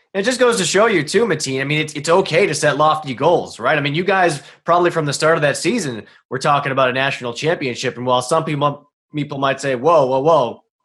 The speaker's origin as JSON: {"language": "English", "town": "Boston", "region": "Massachusetts", "country": "United States", "said": "I'm from Boston"}